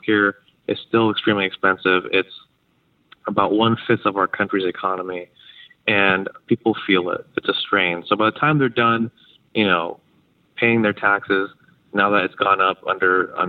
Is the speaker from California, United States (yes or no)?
yes; San Diego, California, United States; I was born in this district that I'm running in. I'm from San Diego